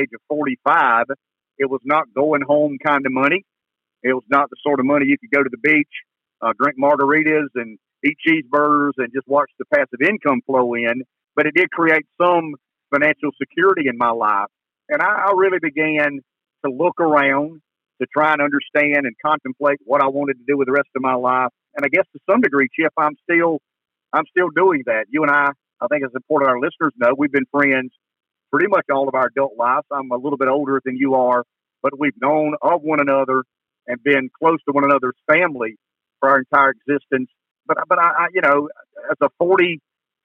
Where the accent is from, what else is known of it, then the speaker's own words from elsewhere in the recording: Pamplico, South Carolina, United States; we come from Pamplico, a little small town just east of Florence.